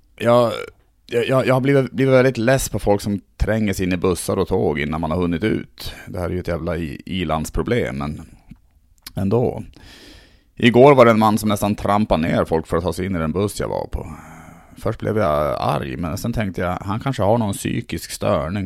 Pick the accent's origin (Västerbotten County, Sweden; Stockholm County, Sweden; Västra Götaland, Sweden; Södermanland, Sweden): Västerbotten County, Sweden; Tärnaby; jag är ändå uppvuxen uppe i Lappland, i Tärnaby mm. där.